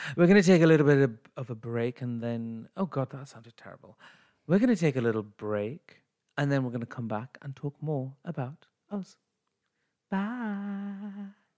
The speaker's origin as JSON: {"language": "English", "country": "United Kingdom", "said": "I'm British Asian"}